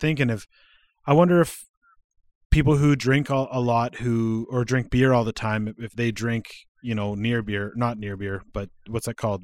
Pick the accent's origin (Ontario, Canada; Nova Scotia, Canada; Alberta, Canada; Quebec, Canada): Alberta, Canada; also born or lived in Saskatchewan / Regina / British Columbia; I live in Alberta. I'm, I lived in B C for a while, but I live in Alberta. I was raised here. I wasn't born here. I was born in Saskatchewan.